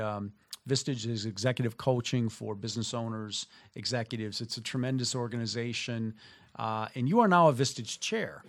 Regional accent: southern Minnesota, United States; moved away as an adult; also born or lived in Midwest; having grown up in the, in southern Minnesota and living in the Midwest for the, you know, first thirty-three years of my existence

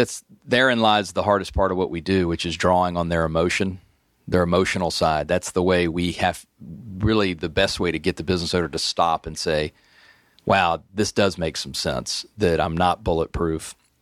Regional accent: Atlanta, Georgia, United States; also born or lived in Virginia; I grew up here in Atlanta. I went to Hampden-Sydney College in Virginia and came back here a lot of years ago

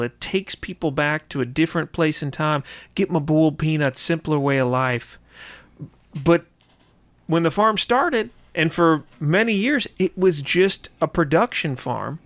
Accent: White County, Georgia, United States; I grew up in White County

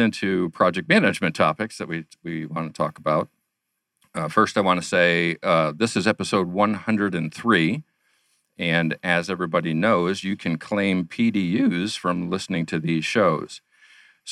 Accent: New York, United States; now in Arizona, United States; I'm originally from New York myself

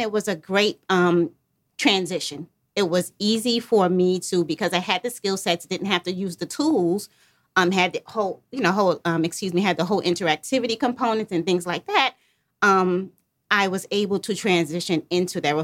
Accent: New York, United States; moved away as an adult; now in Atlanta, United States; I'm literally from New York. I've been in Atlanta for about eight years now

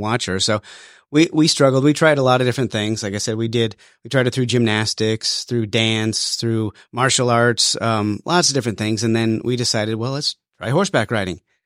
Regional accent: Wyoming, United States; moved away as an adult; now in Georgia, United States; I was born and raised in Wyoming

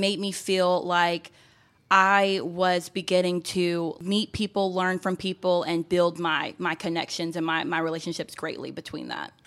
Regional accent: Gwinnett County, Georgia, United States; I grew up here in Gwinnett County, and so as a fellow Gwinnetian

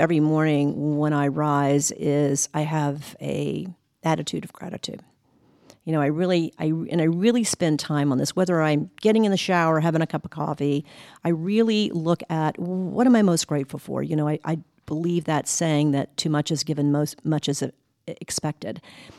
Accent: Ohio, United States; also born or lived in West Virginia; So a lot of my time, I grew up in Ohio in the Midwest.

